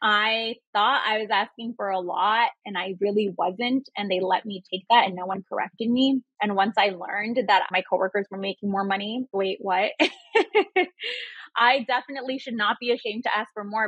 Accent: Chicago, Illinois, United States; first language Spanish; English is a second language; moved away as an adult; I just moved back to Chicago. I've been out of my hometown for 10 years and I just moved back

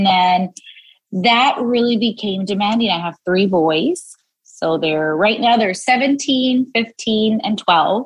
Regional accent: South Gate, California, United States; also born or lived in Los Angeles, California; And then I moved around a little bit, ended up in Southgate. And that's where I mostly grew up, was raised in Southgate

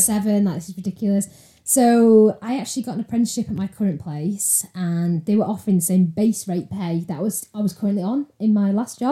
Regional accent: Salford, North West England, United Kingdom; moved away as an adult; now in Altrincham, United Kingdom; I'm from Salford originally

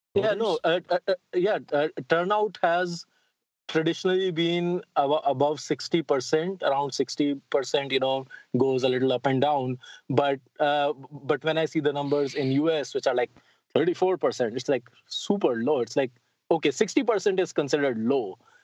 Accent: Delhi, India; moved away as an adult; now in United States; I am originally from India. I grew up in uh, in the old walled city of Delhi

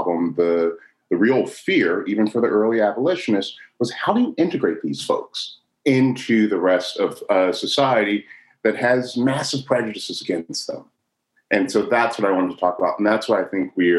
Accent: Chicago, Illinois, United States; I was born in Chicago in the 70s

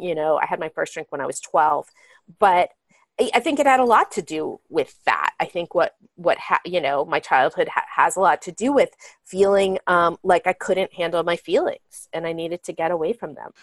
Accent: Marin County, California, United States; moved away as an adult; now in Los Angeles, United States; I grew up in Marin County, a very affluent community outside San Francisco where everything looks perfect

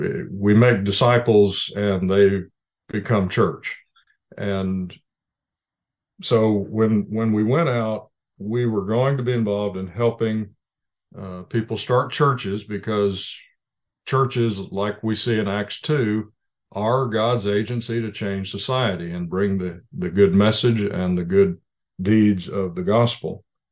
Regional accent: Indonesia; born there; I was born in Indonesia to missionary parents.

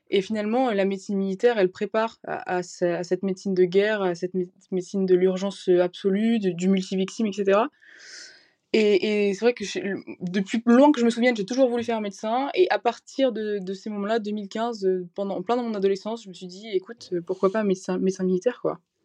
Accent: near Valenciennes, Hauts-de-France, France; moved away as an adult; now in Lyon, France; je viens du nord de la France près de, près de Valenciennes

